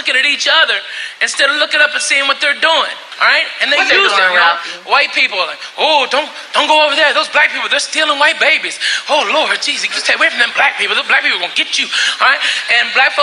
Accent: Arkansas, United States; where I grew up in Arkansas, there was no black or white

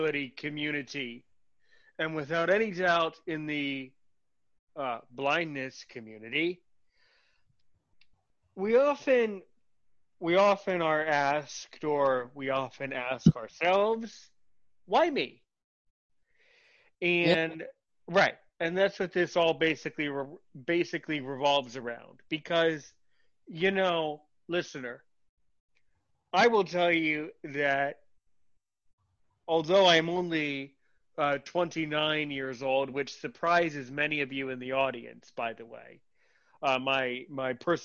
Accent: United States; when you're a child growing up in America who's blind

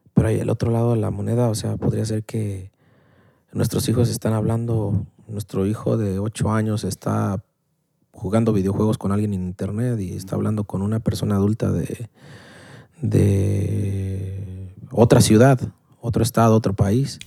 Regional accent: Mexico; la clásica familia mexicana

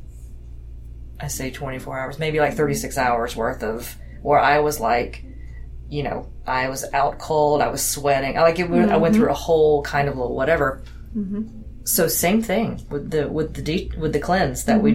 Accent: Deep South, United States; I grew up in the Deep South.

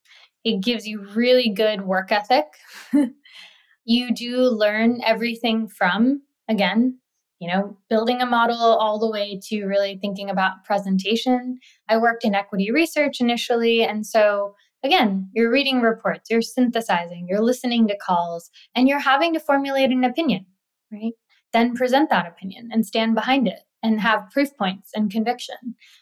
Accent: India; when I learned about microfinance, I was like, wow, I'm from India. This is something that is happening even in my own country.

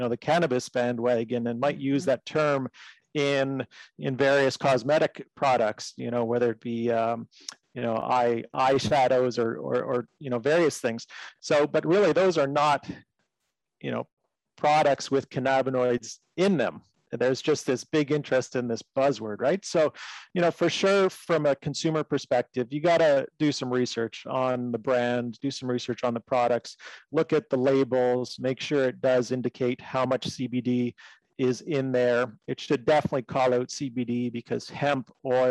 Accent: Canada; I'm Canadian. So in Canada, we had this legalization of medical cannabis

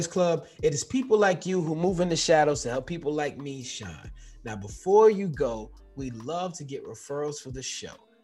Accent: New York, United States; we were both born and raised in New York

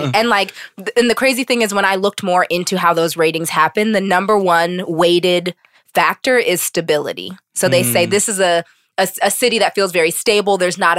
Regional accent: Pittsburgh, Pennsylvania, United States; He was from Pittsburgh and I'm from Pittsburgh and I know the neighborhood that he grew up in.

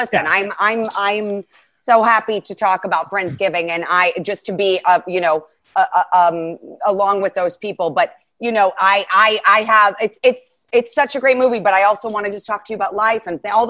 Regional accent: Ohio, United States; also born or lived in Chicago; now in Los Angeles, United States; This was right before I was moving from Chicago, where it's negative. I went through a negative 40 degree winter often and grew up in Ohio.

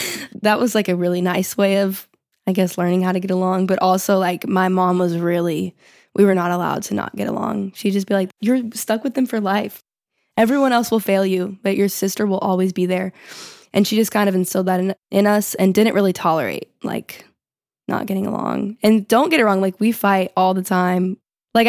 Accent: Texas, United States; Yeah, we're from Texas

